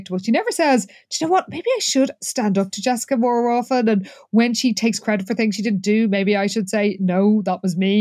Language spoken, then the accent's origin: English; Ireland; speaking as an Irish person